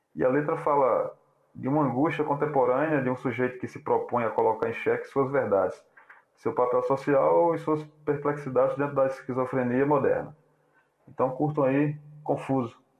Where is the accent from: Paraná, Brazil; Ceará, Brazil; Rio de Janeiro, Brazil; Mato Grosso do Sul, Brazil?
Ceará, Brazil; also born or lived in Paraíba / João Pessoa; now in Cajazeiras, Brazil; sou cearense, aparaibanado